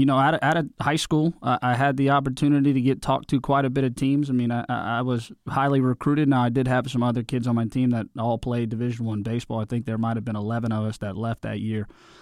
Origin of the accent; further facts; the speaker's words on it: Dallas, Texas, United States; I grew up in Dallas, but I can kind of say I've been a mutt all over the place because I was brainwashed on saying I was being from Western PA because my whole family's from there.